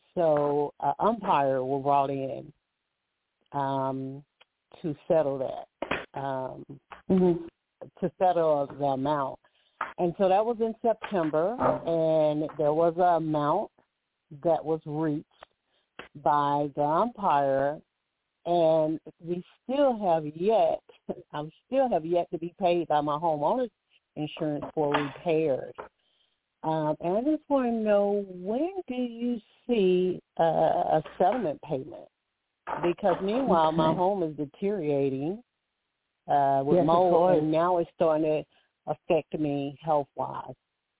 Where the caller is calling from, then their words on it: Alabama, United States; I'm calling from Alabama.